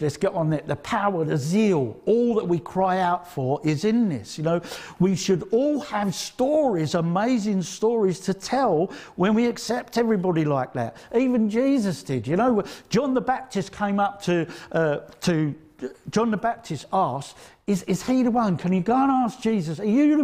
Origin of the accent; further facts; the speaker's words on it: Essex, East of England, United Kingdom; I come from Essex